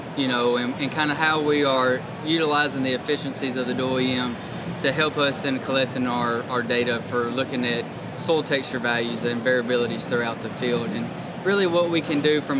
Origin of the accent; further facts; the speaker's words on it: Jackson, Tennessee, United States; I grew up in West Tennessee in a town called Jackson